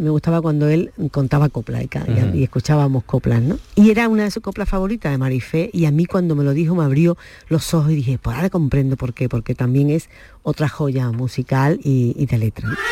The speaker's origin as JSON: {"language": "Spanish", "town": "Málaga", "region": "Andalusia", "country": "Spain", "tie": "born or raised there", "said": "nací en Capuchino? es mi barrio de nacimiento aquí en Málaga"}